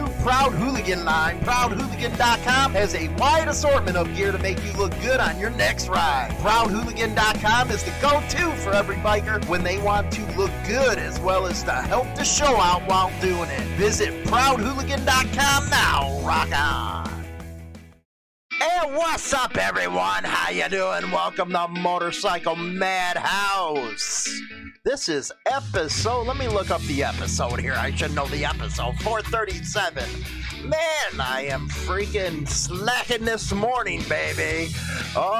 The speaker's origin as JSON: {"language": "English", "town": "Chicago", "region": "Illinois", "country": "United States", "tie": "born or raised there", "also_born_or_lived": "Melrose Park, Illinois", "moved": "yes", "said": "I'm from the Montclair neighborhood, Grand and Harlem"}